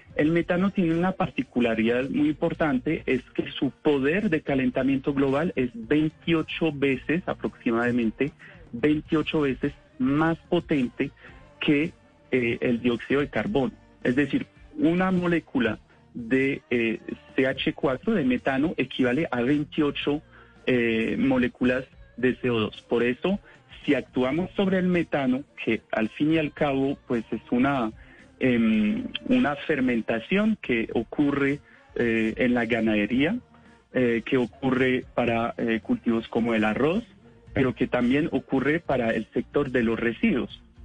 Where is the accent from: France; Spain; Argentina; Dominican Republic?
France; accent: French; Spanish is a second language; now in Colombia; soy francés